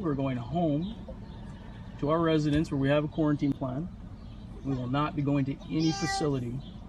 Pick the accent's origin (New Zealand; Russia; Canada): Canada; Winnipeg, Manitoba; From Winnipeg, Manitoba.